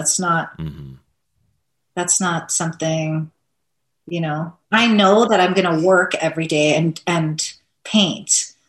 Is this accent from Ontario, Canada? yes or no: yes; Thunder Bay, Ontario, Canada; Yep, born and raised.